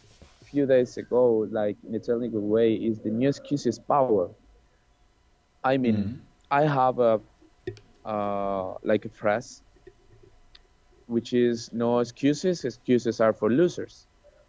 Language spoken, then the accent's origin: English; Colombia; moved away; Colombia, because this is my home country